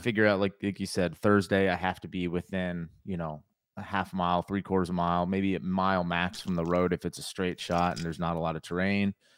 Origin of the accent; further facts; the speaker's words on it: Connecticut, United States; moved away as an adult; now in North Carolina, United States; I grew up in Connecticut